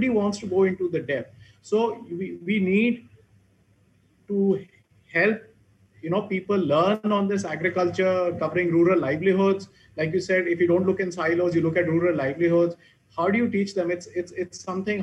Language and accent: English; Abohar, Punjab, India; in Abhor, coming out of my hometown